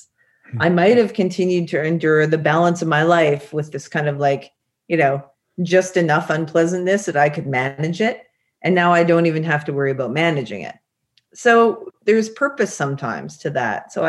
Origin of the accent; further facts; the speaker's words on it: British Columbia, Canada; I grew up in British Columbia, so lots of nature